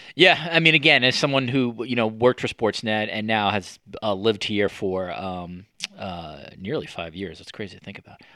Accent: United States; moved away; as an American

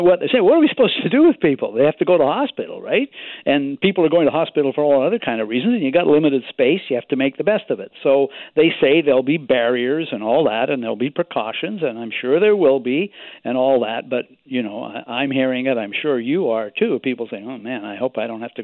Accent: Victoria, British Columbia, Canada; my hometown, Victoria

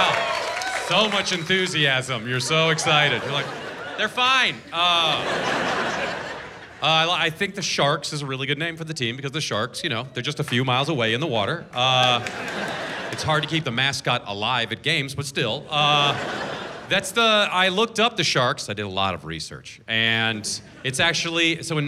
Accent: Seattle, Washington, United States; I'm from Seattle

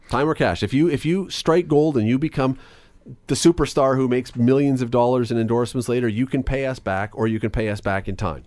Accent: Canada

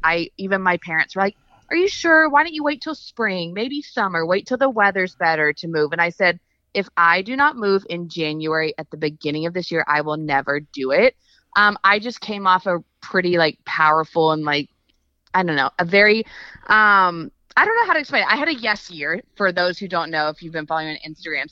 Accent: Texas, United States; also born or lived in Los Angeles, United States; now in Nashville, United States; I'm from Texas. I missed my Southern roots

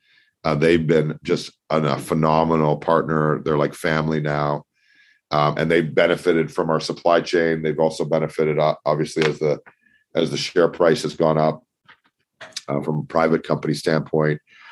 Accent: Toronto, Ontario, Canada; So I grew up in Toronto. I lived in Singapore and Australia for a couple of years after my university degree.

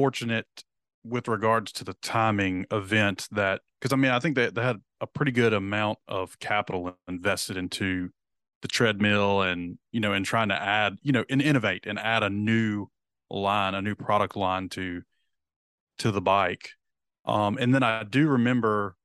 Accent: the South, United States; We're from the South

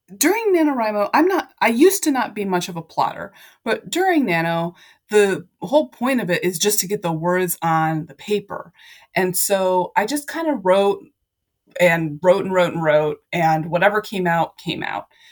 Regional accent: Ohio, United States; moved away; I went back to my hometown in Ohio

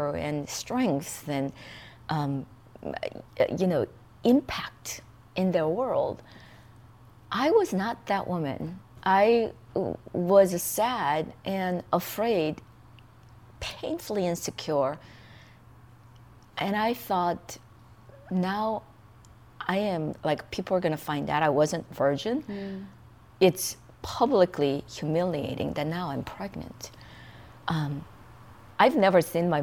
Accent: South Korea; English is a second language; moved away as an adult; now in United States; I grew up in South Korea, where fear is actually embedded in our culture

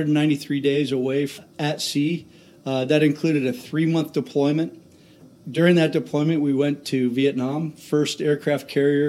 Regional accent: Tacoma, Washington, United States; the Pac Northwest is my home. I grew up in Tacoma, specifically Lakewood, went to high school here, and went to University of Washington

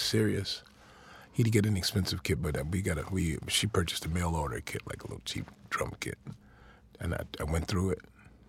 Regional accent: Chicago, Illinois, United States; I grew up in Chicago, Illinois

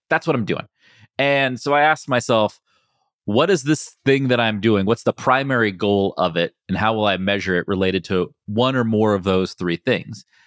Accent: West Virginia, United States; moved away; I grew up in West Virginia

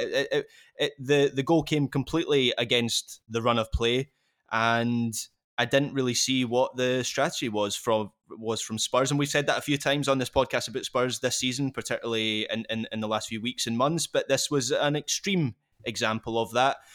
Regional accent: Scotland, United Kingdom; as a Scot

